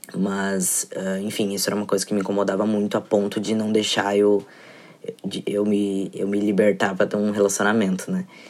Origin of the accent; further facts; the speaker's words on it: Porto Alegre, Rio Grande do Sul, Brazil; eu sou de Porto Alegre